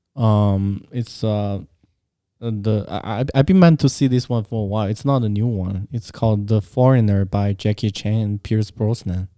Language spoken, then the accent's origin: English; China; moved away; growing up in China